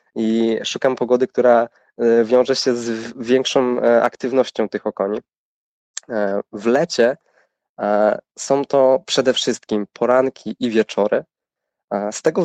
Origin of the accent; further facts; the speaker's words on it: Człuchów, Pomeranian Voivodeship, Poland; A ja pochodzę z małej miejscowości, z północnej Polski, z Człuchowa